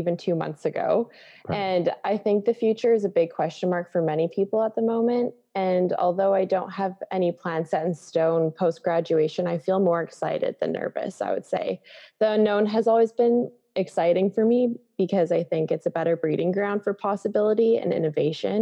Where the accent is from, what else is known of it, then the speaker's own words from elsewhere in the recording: Canada; moved away; I'm from Canada